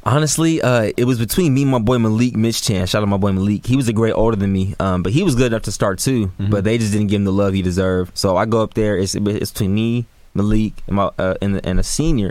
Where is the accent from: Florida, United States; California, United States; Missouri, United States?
California, United States; Sacramento; born and raised in Sacramento, California, man. Green Haven, South Sacramento area